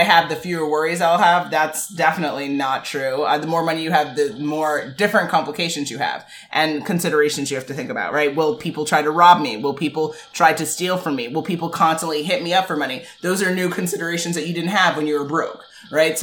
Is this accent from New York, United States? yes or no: yes; New York, United States; being that we're from New York